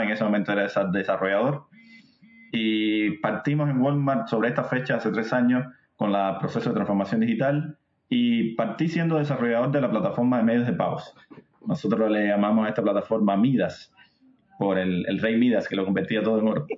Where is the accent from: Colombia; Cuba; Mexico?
Cuba; moved away; soy cubano, para los que no noten mi acento